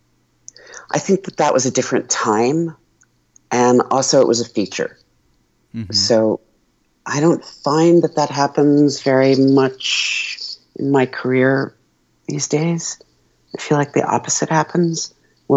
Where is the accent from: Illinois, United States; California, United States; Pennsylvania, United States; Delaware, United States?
Pennsylvania, United States; Philadelphia; I grew up in Philly